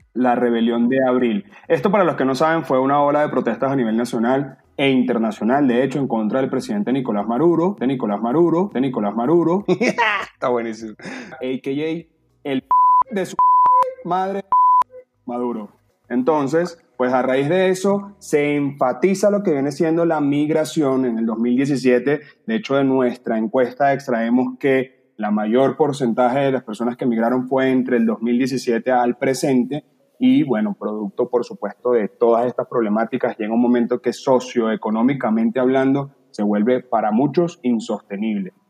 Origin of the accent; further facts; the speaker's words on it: Venezuela; moved away; nosotros como venezolanos nos tocó vivir tiempos difíciles